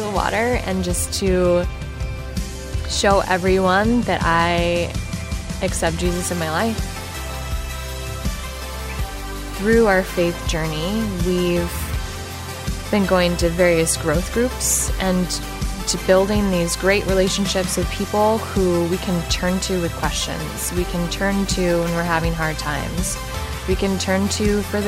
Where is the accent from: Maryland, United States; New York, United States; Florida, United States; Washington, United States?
Washington, United States; Woodinville; I grew up in Woodinville with my mom, my dad, and my brother, in kind of a strict home environment